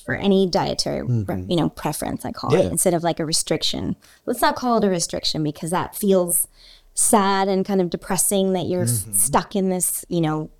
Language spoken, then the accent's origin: English; outside of Philadelphia, Pennsylvania, United States; I grew up outside of Philly